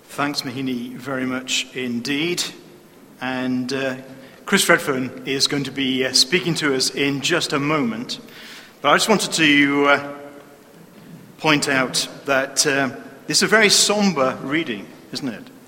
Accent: Newcastle upon Tyne, North East England, United Kingdom; also born or lived in Sheffield; I grew up in Newcastle I moved away for four years to Sheffield.

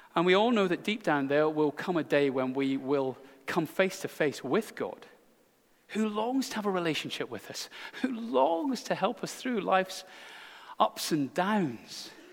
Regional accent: Scotland, United Kingdom; speaking as a Scotsman

